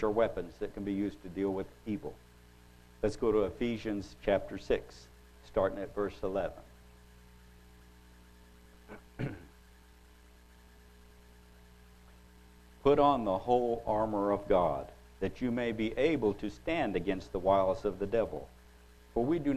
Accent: Oklahoma, United States; I'm from Oklahoma

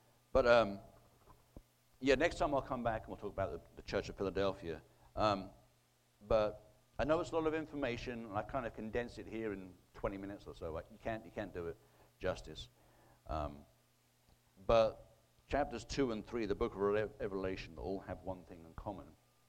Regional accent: United Kingdom; now in United States; You know, since I emigrated here in 2002 from Britain, I thought Britain was bad, but unfortunately, I mean, we're here in the Bible Belt in Oklahoma

